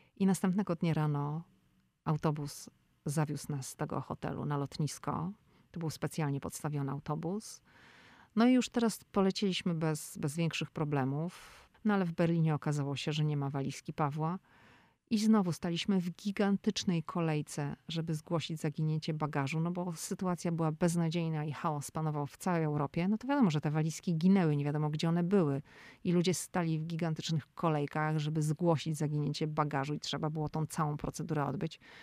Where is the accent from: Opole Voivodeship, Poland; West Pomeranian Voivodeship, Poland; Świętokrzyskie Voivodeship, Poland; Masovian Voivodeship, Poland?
West Pomeranian Voivodeship, Poland; Szczecin; now in Washington, D.C., United States; My pochodzimy ze Szczecina